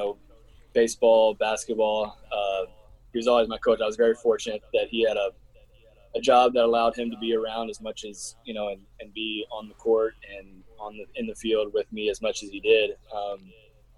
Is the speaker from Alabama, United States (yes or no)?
yes; Hoover, Alabama, United States; born and raised in Birmingham. A little suburb outside of Birmingham called Hoover